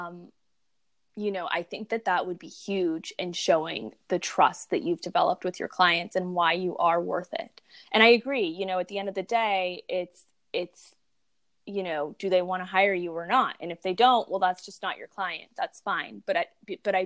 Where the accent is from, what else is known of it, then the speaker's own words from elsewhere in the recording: Texas, United States; I'm from Texas